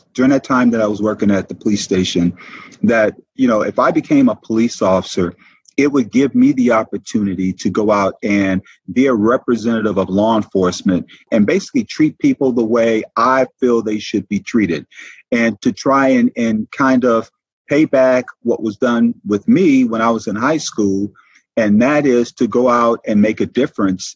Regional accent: Detroit, Michigan, United States; also born or lived in Peoria, Arizona; now in Savannah, United States; growing up in Detroit

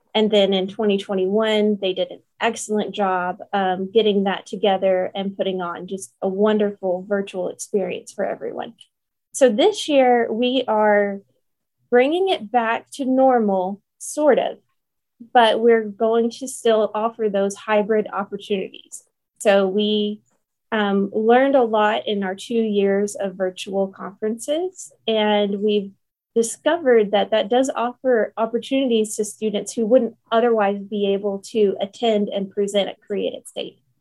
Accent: Paragould, Arkansas, United States; moved away as an adult; now in Jonesboro, United States; I am from Paragould, Arkansas, originally, but I moved to Jonesboro for my uh, undergraduate degree

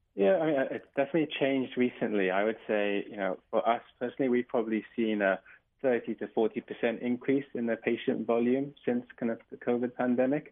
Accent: England, United Kingdom; now in Hawaii, United States; as you can probably tell from my accent. I'm from England

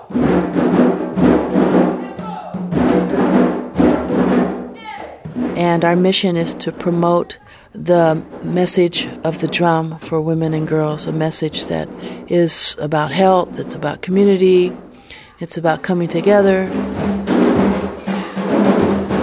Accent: United States; here in the United States, I'm an American. I'm proud to be an American

